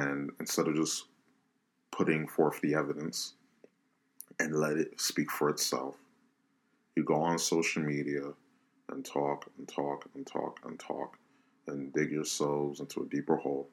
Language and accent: English; United States; I'm Hispanic, you know, minority, Black Hispanic, you know, whatever. I'm an American first